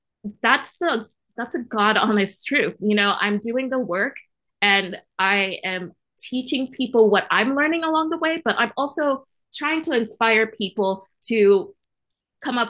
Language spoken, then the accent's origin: English; Virginia, United States; I come from the sticks. I come from Virginia, right near the West Virginia line